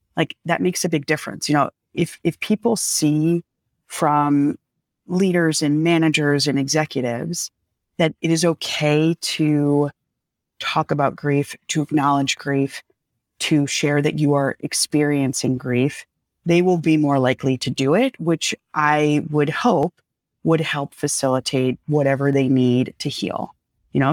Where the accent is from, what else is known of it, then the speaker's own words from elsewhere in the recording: outside of New York City, United States; moved away; I grew up outside of New York City